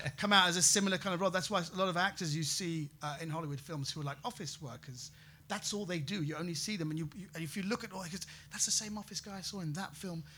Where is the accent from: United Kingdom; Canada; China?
United Kingdom; also born or lived in Bratislava, Slovakia; as British people, we hate to haggle